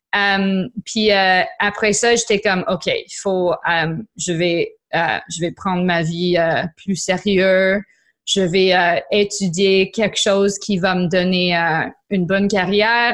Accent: Niagara, Ontario, Canada; French is a second language; also born or lived in Quebec; now in Ontario, Canada; je suis grandie en Niagara

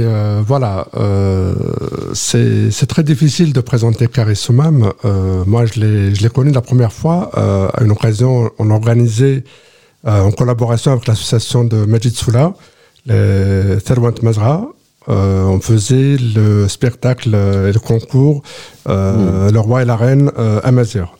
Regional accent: Soummam Valley, Kabylie, Algeria; je viens de la vallée de la Soumam aussi, à 22 km d'Arbou

